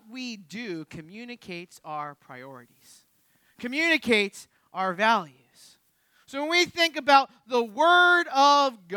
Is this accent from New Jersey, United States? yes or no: yes; Jersey Shore, New Jersey, United States; we're from the Jersey Shore